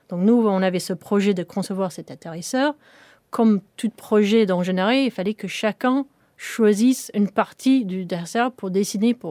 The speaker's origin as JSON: {"language": "French", "region": "England", "country": "United Kingdom", "tie": "born or raised there", "second_language": "French", "said": "cette, usine quand j'étais une petite fille en Angleterre"}